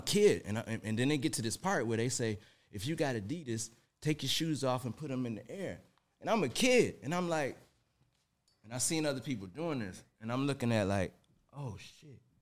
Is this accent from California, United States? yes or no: no; Detroit, Michigan, United States; now in Atlanta, United States; born and raised in Detroit, Michigan, you know, right off Seven Mile